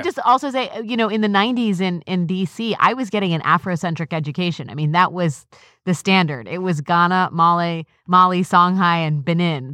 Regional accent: Washington, District of Columbia, United States; growing up in Northwest Washington, D C, which can be a pretty homogenous place.

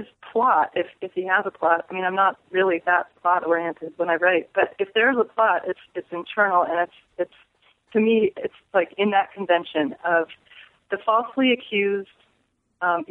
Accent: Arizona, United States; born or raised there; moved away; also born or lived in Berkeley, California / New York

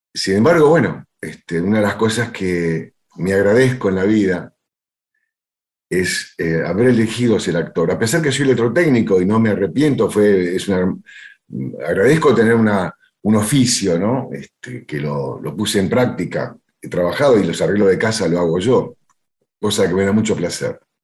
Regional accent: Buenos Aires, Argentina; yo me crié en Villaluro y iba a bailar a Remo Mejía

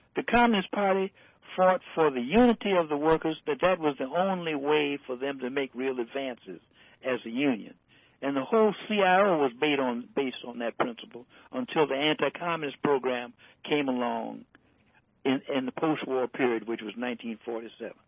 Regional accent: Detroit, Michigan, United States; I lived in Detroit. I was born in Detroit

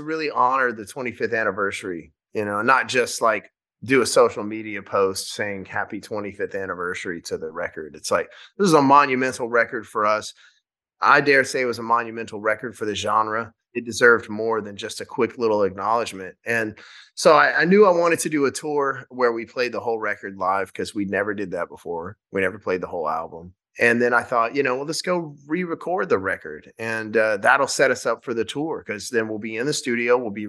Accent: Shreveport, Louisiana, United States; we filmed the first night of the tour in my hometown in Louisiana, in Shreveport.

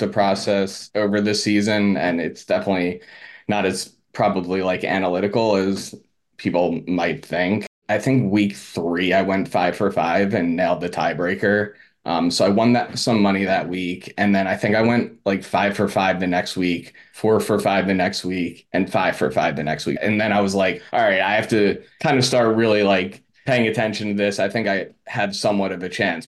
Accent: Philadelphia, Pennsylvania, United States; also born or lived in Media, Pennsylvania; I'm from Philadelphia area. Just moved back to, um, outside of Philly. It's called Media

